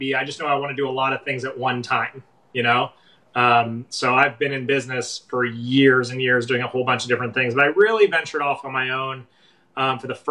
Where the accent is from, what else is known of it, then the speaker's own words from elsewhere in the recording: Los Angeles, California, United States; also born or lived in San Francisco; I grew up in Los Angeles. I'd moved to San Francisco